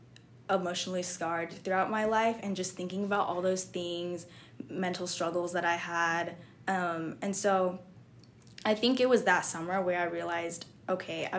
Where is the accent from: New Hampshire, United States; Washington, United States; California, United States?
Washington, United States; Camas; I'm from Camas, Washington, and that's like 3 hours from Seattle